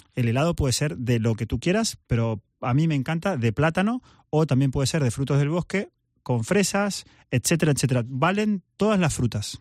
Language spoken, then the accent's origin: Spanish; Argentina; soy argentino